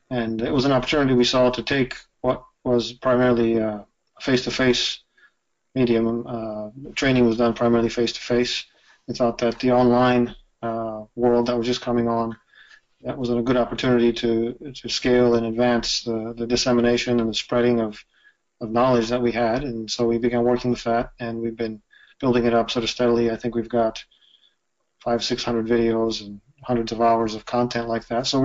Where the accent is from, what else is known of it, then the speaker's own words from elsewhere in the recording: Japan; moved away as an adult; I was born and raised in Japan. I spent about, uh, well, I, I lived there the first 18 years of my life, and then back and forth another probably a couple years worth of, of living in Japan.